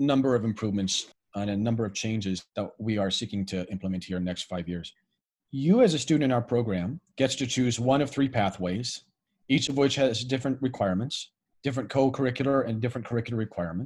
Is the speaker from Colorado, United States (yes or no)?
yes; Greeley, Colorado, United States; moved away as an adult; also born or lived in Seoul, South Korea; now in Reno, United States; I basically spent my whole formative years in Greeley, Colorado.